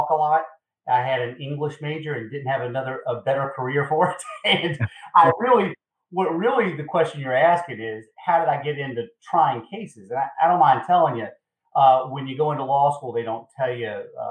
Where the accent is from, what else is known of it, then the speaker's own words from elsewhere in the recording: Eastern North Carolina, United States; moved away as an adult; now in South Carolina, United States; I'm originally from Eastern North Carolina